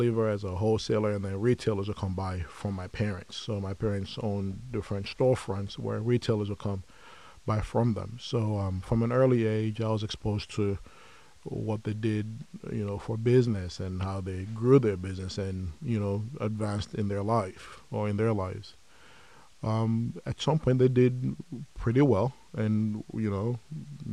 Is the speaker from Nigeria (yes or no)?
yes; Lagos, Nigeria; moved away as an adult; now in Dallas, United States; I was born and raised in Lagos, Nigeria.